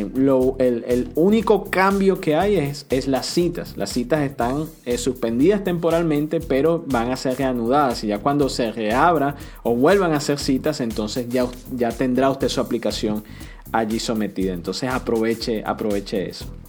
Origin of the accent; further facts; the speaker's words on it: Venezuela; now in United States; Soy venezolana